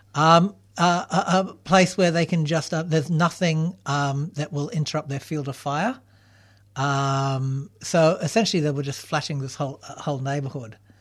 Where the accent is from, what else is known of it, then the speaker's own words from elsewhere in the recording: Canberra, Australian Capital Territory, Australia; moved away as an adult; also born or lived in Melbourne; Canberra, which is my hometown